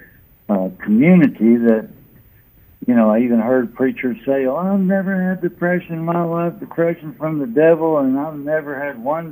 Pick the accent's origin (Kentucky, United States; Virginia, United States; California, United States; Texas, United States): Kentucky, United States; Lexington; moved away; Lexington, my hometown.